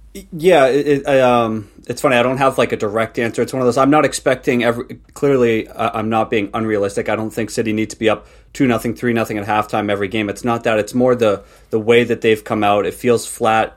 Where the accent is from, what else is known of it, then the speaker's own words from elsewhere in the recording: New England, United States; grew up, you know, living at my parents' house, Um, and obviously the, I was, I'm from New England